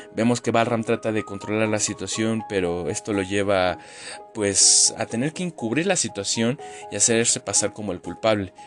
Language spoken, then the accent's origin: Spanish; Mexico